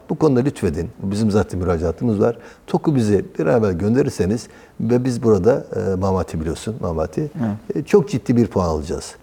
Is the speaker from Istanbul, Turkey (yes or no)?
no; Geyve, Sakarya, Turkey; Geyve'liyim aynı zamanda.